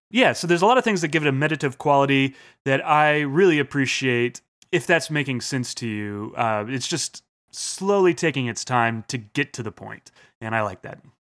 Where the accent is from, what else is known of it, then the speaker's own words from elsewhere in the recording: United States; being American